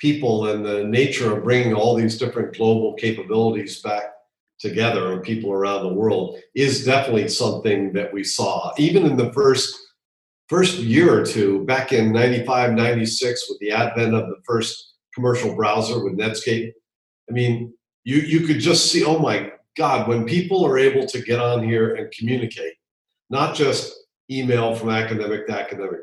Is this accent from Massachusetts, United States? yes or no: no; Hawaii, United States; moved away; also born or lived in Virginia; Yes, I grew up in Hawaii.